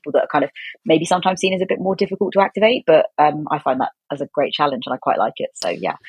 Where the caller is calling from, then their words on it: South East England, United Kingdom; In rural Oxfordshire.